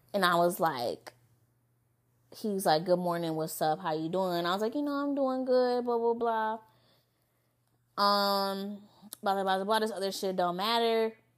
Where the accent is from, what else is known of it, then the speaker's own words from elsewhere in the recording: Lansing, Michigan, United States; moved away; also born or lived in Novi, Michigan; I'm from Lansing. You know, five one seven all day